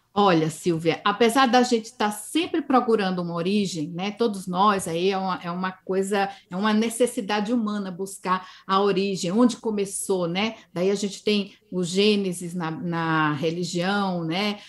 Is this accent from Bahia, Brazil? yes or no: no; Campina Grande, Paraíba, Brazil; moved away; Eu vim do Nordeste do Brasil, sou nordestina, sou paraibana, né? Sou de Campina Grande, a capital do forró. E cresci com essa linguagem muito expressiva